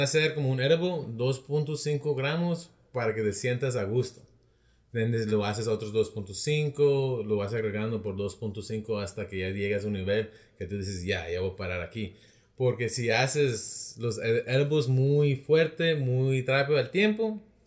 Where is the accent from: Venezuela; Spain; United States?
United States; Rialto, California; de Rialto